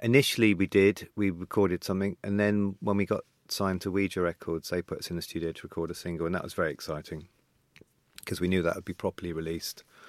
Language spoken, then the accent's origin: English; Devon, South West England, United Kingdom; also born or lived in St. John's, Newfoundland, Canada; I went to school in, in Devon